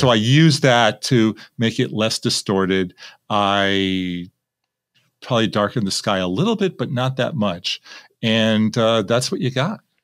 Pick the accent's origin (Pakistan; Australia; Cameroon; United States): United States; Manhattan Beach, California; This is in Manhattan Beach, my hometown. This is where I live